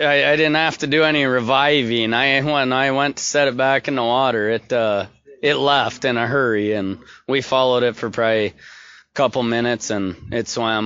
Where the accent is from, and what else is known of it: Bemidji, Minnesota, United States; born or raised there